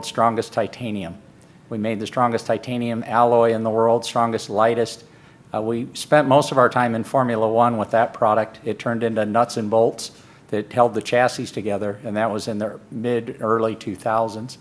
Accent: Phoenix, Arizona, United States; I'm from Phoenix, Arizona.

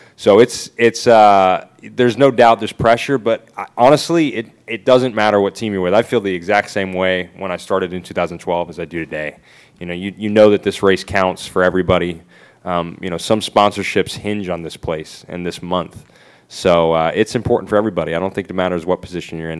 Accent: United States; being American

